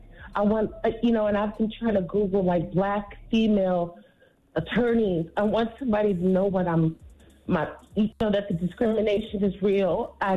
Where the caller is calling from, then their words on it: California, United States; I'm calling from Cali.